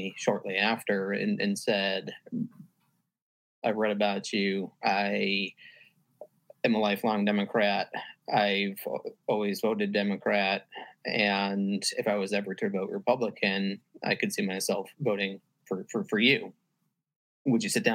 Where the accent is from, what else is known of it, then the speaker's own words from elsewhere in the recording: Connecticut, United States; now in Virginia, United States; I'm from Connecticut.